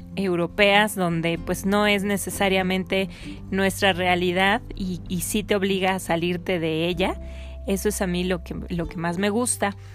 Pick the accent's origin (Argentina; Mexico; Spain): Mexico